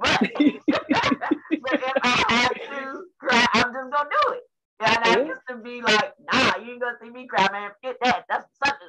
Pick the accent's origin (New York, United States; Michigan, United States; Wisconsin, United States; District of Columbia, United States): District of Columbia, United States; Washington; I was born on the South Side, Southeast DC